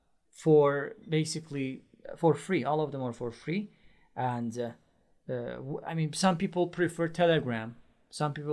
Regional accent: Iran; English is a second language; moved away as an adult; now in Istanbul, Turkey; I am originally from Iran. But I live in Istanbul, Turkey

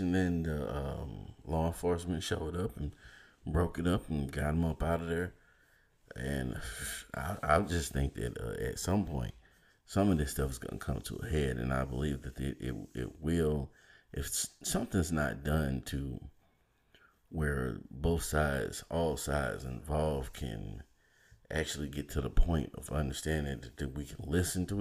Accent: Valdosta, Georgia, United States; I grew up in Valdosta, Georgia

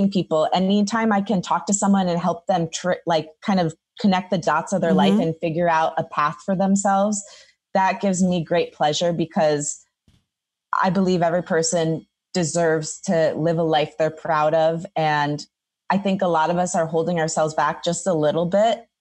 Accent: Detroit, Michigan, United States; moved away as an adult; now in Los Angeles, United States; Growing up in Detroit, we have a huge Greek population

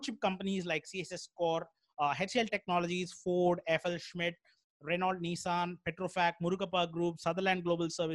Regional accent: Chennai, Tamil Nadu, India; I'm from Chennai

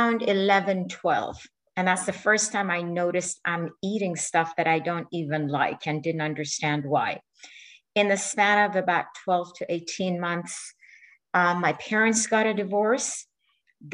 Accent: Iran; moved away; my home country, which is Iran

